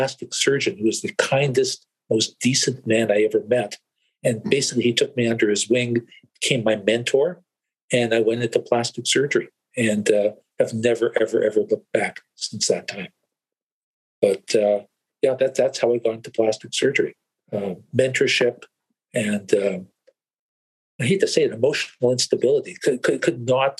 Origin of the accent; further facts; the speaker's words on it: Canada; I was born here in Canada